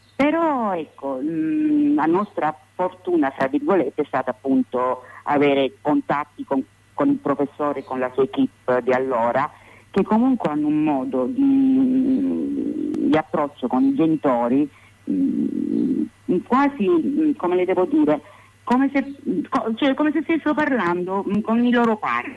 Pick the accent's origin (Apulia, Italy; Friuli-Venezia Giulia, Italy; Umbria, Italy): Apulia, Italy; province of Taranto; Noi consideri che abitiamo in Puglia, quindi noi veniamo dalla provincia di Taranto